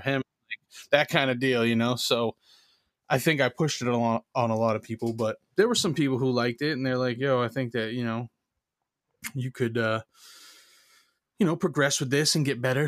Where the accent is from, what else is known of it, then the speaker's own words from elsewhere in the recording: Maine, United States; where I grew up in Maine was like you know Maine is white